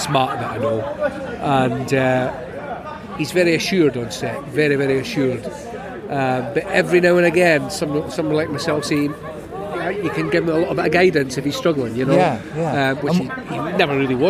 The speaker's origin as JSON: {"language": "English", "region": "Scotland", "country": "United Kingdom", "said": "I mean, forget the fact that I'm Scottish."}